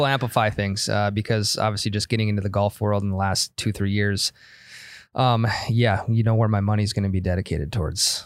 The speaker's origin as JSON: {"language": "English", "region": "North Dakota", "country": "United States", "said": "we're from North Dakota"}